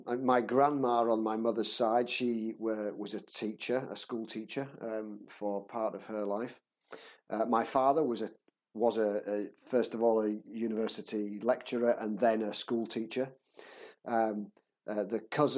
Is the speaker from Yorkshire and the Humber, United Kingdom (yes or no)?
yes; Leeds, Yorkshire and the Humber, United Kingdom; moved away as an adult; now in Czech Republic; I grew up in Leeds